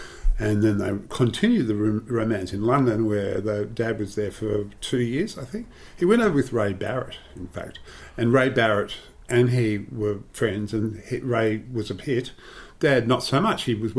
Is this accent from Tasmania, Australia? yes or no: no; Sydney, New South Wales, Australia; also born or lived in Darlinghurst, Sydney; we moved there, and so I was brought up in Bondi.